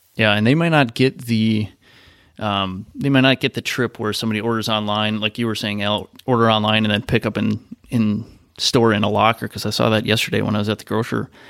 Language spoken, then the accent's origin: English; Midwest, United States; I grew up in the Midwest